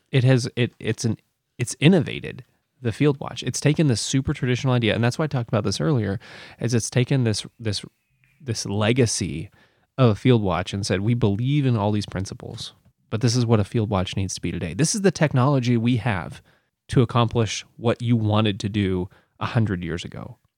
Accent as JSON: {"language": "English", "country": "United States", "said": "I'm American."}